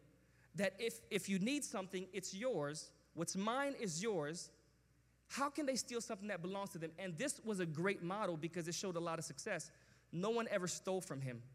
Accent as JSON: {"language": "English", "region": "New York", "country": "United States", "tie": "born or raised there", "said": "where I grew up in New York"}